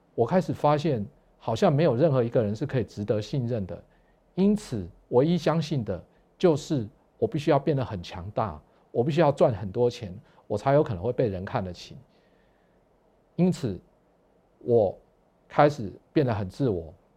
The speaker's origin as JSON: {"language": "Chinese", "region": "Pingtung County", "country": "Taiwan", "tie": "born or raised there", "said": "我出生于屏东，那我的家庭呢，是一个天主教的家庭，所以从小开始呢，每个礼拜都要去天主教的教堂望弥撒"}